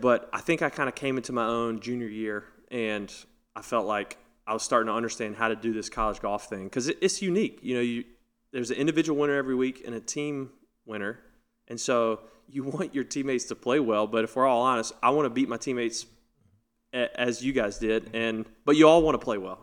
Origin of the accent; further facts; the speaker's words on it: North Carolina, United States; growing up in North Carolina, winning North Carolina tournaments